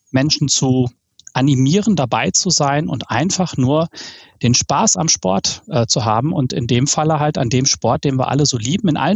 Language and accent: German; Ruhr area, North Rhine-Westphalia, Germany; Wie man das so bei uns im Ruhrpott